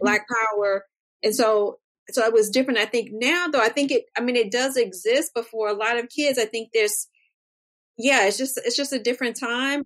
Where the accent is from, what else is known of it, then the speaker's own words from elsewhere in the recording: Washington, District of Columbia, United States; I grew up in Washington, D.C.